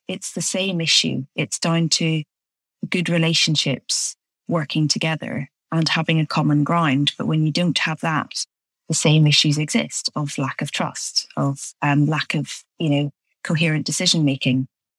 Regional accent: Belfast, Northern Ireland, United Kingdom; there's a core component in what I teach that relates back to my experience growing up in Belfast.

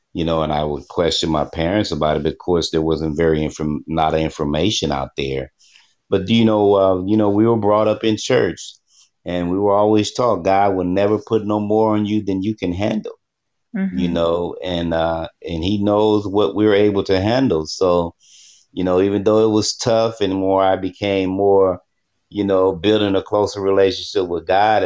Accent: Texas, United States; growing up in Texas, where it gets very humid.

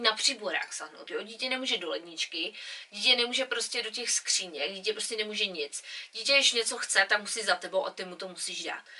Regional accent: Czechia; now in England; my jsme z Čech, jsme z malé vesnice

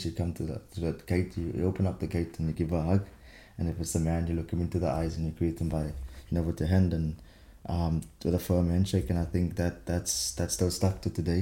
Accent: Swellendam, Western Cape, South Africa; moved away as an adult; now in France; Was born obviously in Swellendam, but yeah, fun fact, it's actually the third eldest town in South Africa

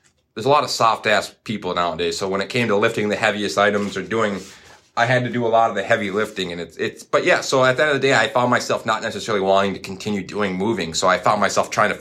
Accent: Coon Rapids, Minnesota, United States; now in Duluth, United States; in the Twin Cities in Coon Rapids, Minnesota, my hometown. That's where I grew up

